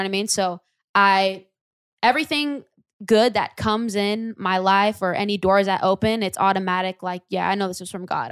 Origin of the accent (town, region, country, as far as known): Lodi, California, United States; born or raised there